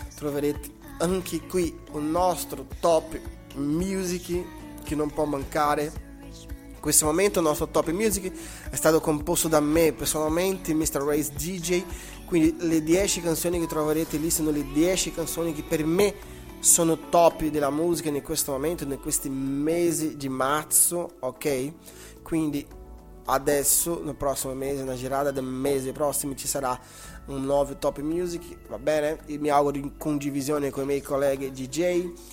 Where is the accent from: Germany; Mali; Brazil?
Brazil; Italian is a second language; now in Italy; scusate il mio italiano, sono brasiliano, da un po' che abito in Italia